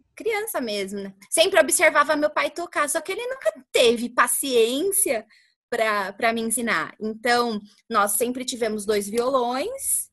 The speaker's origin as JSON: {"language": "Portuguese", "town": "Carapicuíba", "region": "São Paulo", "country": "Brazil", "lives_now": "Barueri, Brazil", "said": "hoje nós moramos em Barueri, mas eu sou de Carapicuíba, sou carapicuibana"}